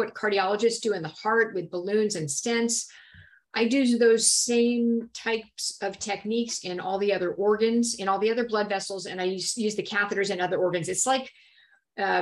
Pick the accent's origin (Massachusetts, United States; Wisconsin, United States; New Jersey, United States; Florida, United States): Florida, United States; Miami; moved away as an adult; now in Dallas, United States; I am originally from Miami, Florida, and I lived there until I was 18.